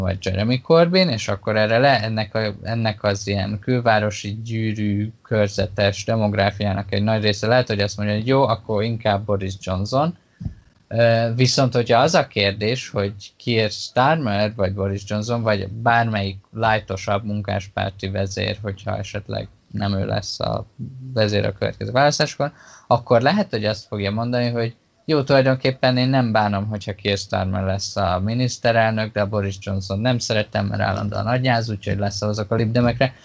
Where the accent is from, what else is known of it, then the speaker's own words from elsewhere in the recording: Hungary; Magyarországon nőttem fel